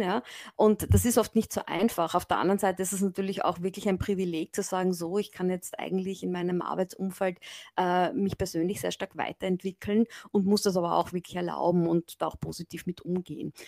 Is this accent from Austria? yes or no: yes; Graz, Styria, Austria; moved away as an adult; now in Japan; ich komme aus Graz ursprünglich